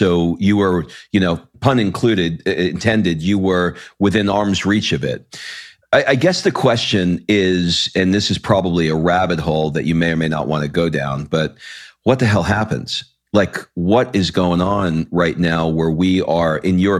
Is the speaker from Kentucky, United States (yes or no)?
no; New York City, New York, United States; also born or lived in Brooklyn; my family escaped to the suburbs of Queens.